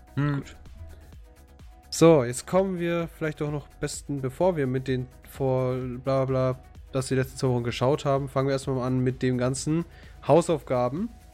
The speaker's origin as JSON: {"language": "German", "country": "Germany", "said": "als Deutscher"}